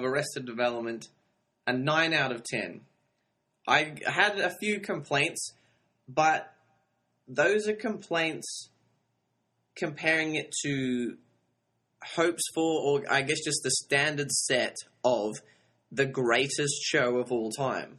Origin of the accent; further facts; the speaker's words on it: Sydney, New South Wales, Australia; I'm from Sydney, Australia